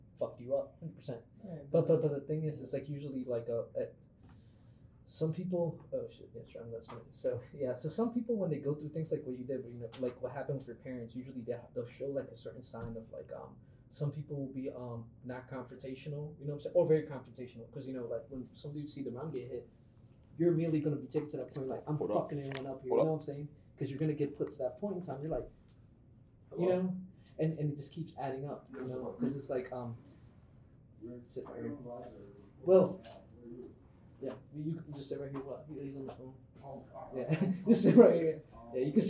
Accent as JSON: {"language": "English", "town": "New York City", "region": "New York", "country": "United States", "tie": "born or raised there", "also_born_or_lived": "Dundalk, Maryland", "moved": "yes", "said": "I grew up in the Bronx, and I also like lived in Dundalk for a while"}